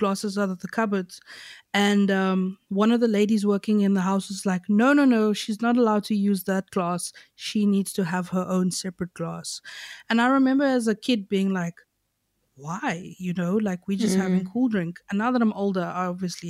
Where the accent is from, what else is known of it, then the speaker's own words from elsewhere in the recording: Knysna, Western Cape, South Africa; I grew up, like the area I grew up in Nyasa is called Reenendal.